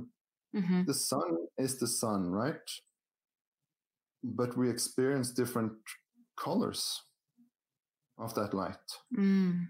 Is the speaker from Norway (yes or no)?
yes; Norway; I grew up in Norway